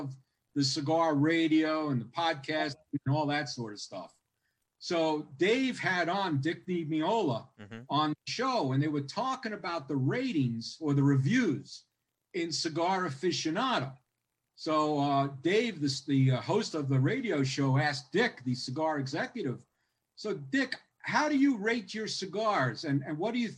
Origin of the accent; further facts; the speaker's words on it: New York City, New York, United States; I'm from Howard Beach.